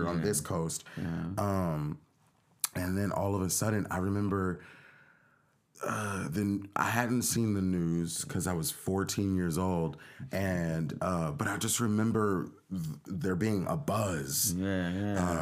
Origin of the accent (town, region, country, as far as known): United States; born or raised there